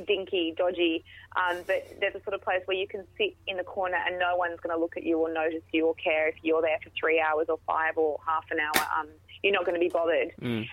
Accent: Perth, Western Australia, Australia; moved away as an adult; now in Sydney, Australia; I'm originally from Perth

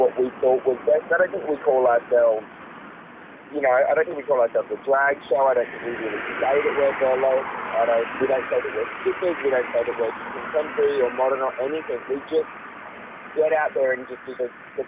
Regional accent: Adelaide, South Australia, Australia; moved away; I'm from Adelaide originally, I was born and I grew up there

